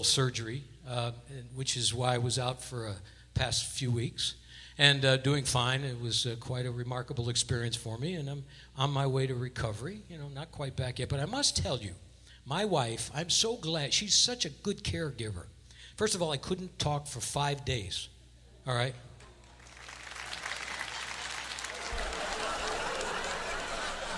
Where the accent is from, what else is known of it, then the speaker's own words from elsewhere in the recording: Hartford, Connecticut, United States; University of Hartford, which is my hometown